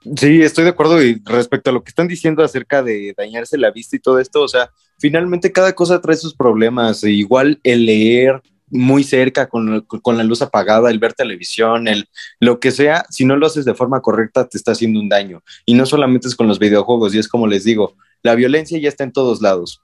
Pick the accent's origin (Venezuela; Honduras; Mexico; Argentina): Mexico; como mexicano